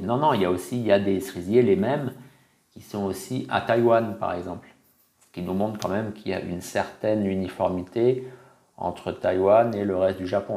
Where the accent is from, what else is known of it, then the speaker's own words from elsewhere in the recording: France; moved away; also born or lived in Okinawa, Japan; je suis l'un des Français qui a vécu le plus longtemps aux anciennes Ryukyu